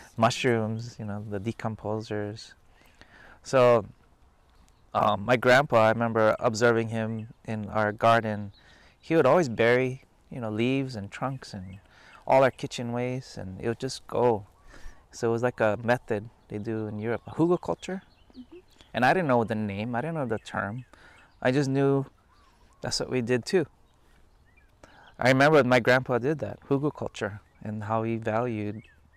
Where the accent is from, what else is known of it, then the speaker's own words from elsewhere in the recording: Ewa Beach, Hawaii, United States; moved away as an adult; now in Lahaina, United States; Growing up on Oahu, my dad worked for the sugar plantation there